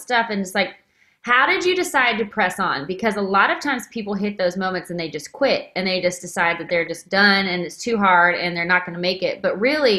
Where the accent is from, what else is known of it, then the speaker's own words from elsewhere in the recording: Waco, Texas, United States; I grew up in Waco, Texas